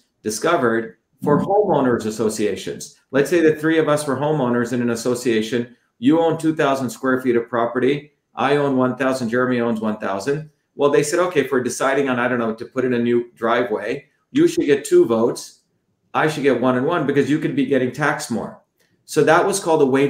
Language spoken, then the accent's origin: English; India; now in United States; I came from India originally.